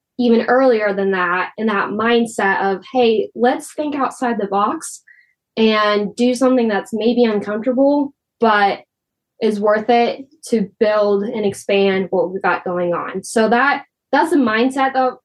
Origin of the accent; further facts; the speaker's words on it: Wakefield, Nebraska, United States; My hometown of Wakefield, they have Michael Foods